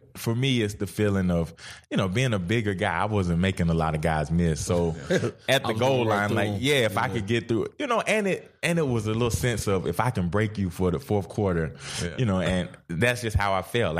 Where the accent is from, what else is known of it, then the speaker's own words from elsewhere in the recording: Georgia, United States; I grew up a Georgia fan. You know, I grew up in Georgia.